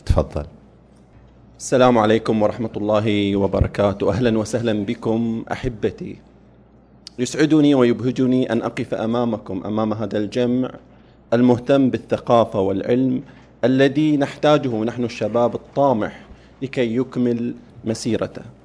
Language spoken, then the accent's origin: Arabic; Saudi Arabia; في بلادنا المملكة العربية السعودية